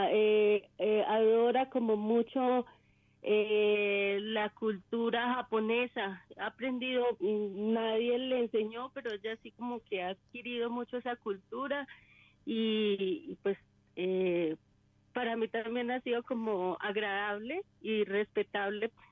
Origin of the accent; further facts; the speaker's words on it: Sogamoso, Boyacá, Colombia; Eh, de Boyacá, Sogamoso, Boyacá.